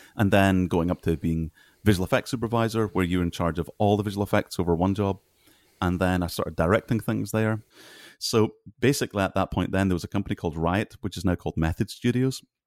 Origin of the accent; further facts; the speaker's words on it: Scotland, United Kingdom; moved away as an adult; also born or lived in Kenya; I'm Scottish